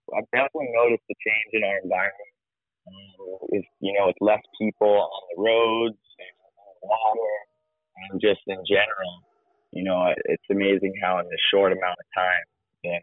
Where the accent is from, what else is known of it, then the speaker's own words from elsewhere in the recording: Hawaii, United States; growing up here in Hawaii